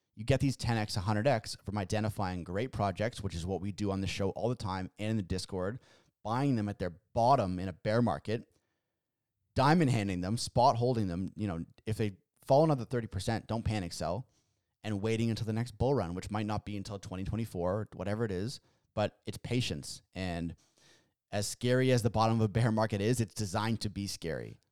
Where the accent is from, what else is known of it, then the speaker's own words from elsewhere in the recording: Canada; we're Canadian here